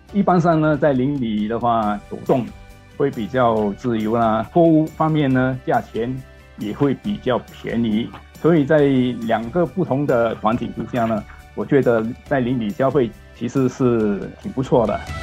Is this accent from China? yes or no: no; Singapore; 我们新加坡人民几乎每一天他们的生活的必需品啊